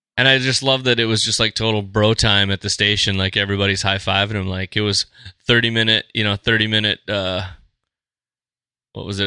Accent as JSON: {"language": "English", "town": "Fargo", "region": "North Dakota", "country": "United States", "said": "we're from Fargo"}